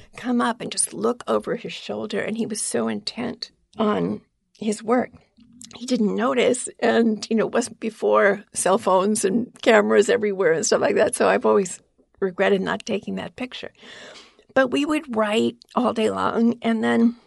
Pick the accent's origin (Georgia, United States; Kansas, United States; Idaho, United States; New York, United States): New York, United States; New York City; I grew up in Queens, New York